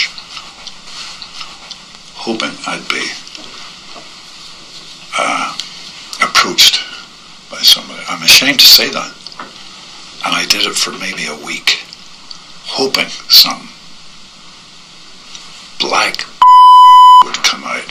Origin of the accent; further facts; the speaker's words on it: Northern Ireland, United Kingdom; I grew up in Northern Ireland in the Troubles